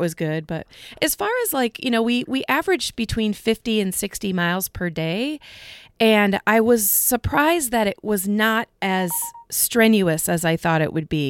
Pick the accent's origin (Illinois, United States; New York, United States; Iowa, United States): Iowa, United States; we're from Iowa